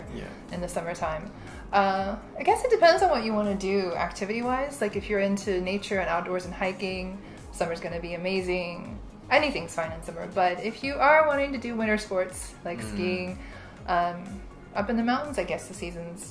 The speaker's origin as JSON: {"language": "English", "region": "Florida", "country": "United States", "tie": "born or raised there", "also_born_or_lived": "Indiana", "moved": "as an adult", "lives_now": "Japan"}